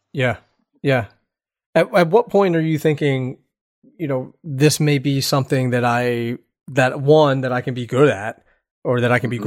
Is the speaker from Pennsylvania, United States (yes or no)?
yes; Philadelphia, Pennsylvania, United States; I'm from Philadelphia